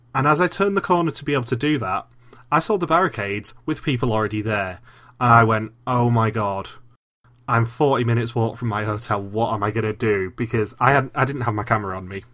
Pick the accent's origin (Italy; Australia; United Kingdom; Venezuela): United Kingdom; England; I'm English.